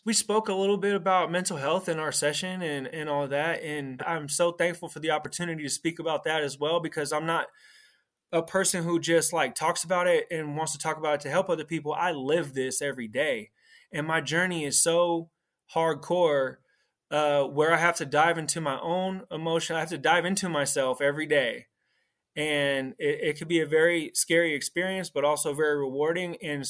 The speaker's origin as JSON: {"language": "English", "region": "California", "country": "United States", "said": "I'm from the Bay Area, California."}